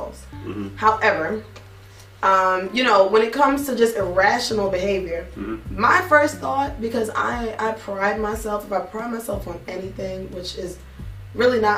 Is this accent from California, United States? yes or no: no; New York, United States; as a New Yorker